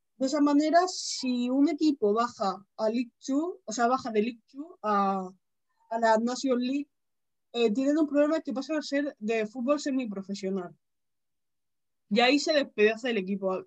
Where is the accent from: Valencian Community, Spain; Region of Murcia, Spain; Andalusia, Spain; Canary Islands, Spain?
Region of Murcia, Spain; yo soy de, de Murcia